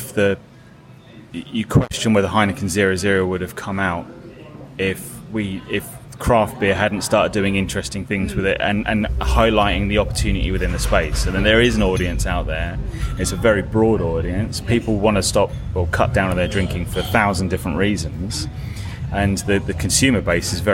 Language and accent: English; Ipswich, East of England, United Kingdom; Where I'm from in East Anglia, which is kind of, I'm from Ipswich